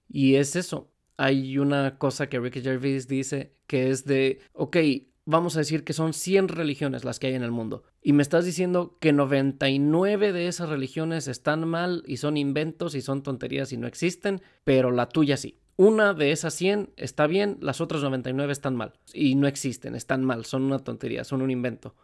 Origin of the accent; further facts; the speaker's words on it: Mexico; moved away; yo por ejemplo que vengo de México